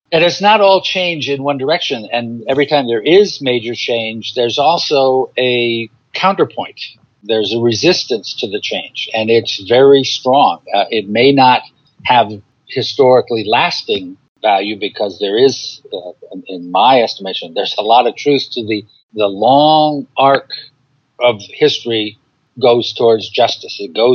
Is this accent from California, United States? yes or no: yes; San Francisco, California, United States; born there; also born or lived in Alaska; my father and mother were both born in New York City, but I was born in San Francisco, and, you know, we moved around a bunch of times, went to Alaska